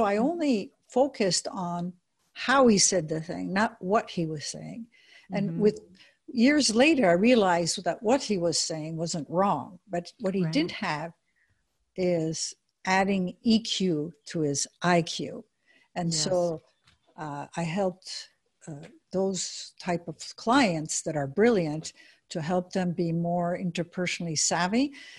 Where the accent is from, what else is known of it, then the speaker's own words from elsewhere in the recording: United States; also born or lived in Switzerland; First of all, I grew up in Europe. I'm American, but I also am Swiss.